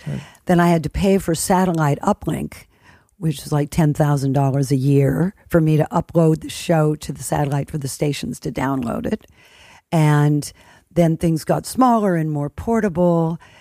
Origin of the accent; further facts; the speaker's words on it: United States; as an American